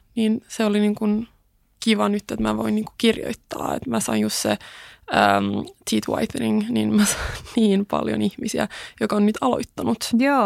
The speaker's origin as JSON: {"language": "Finnish", "town": "Kauniainen", "region": "Uusimaa", "country": "Finland", "tie": "born or raised there", "also_born_or_lived": "Sweden / United States", "first_language": "Swedish", "second_language": "Finnish"}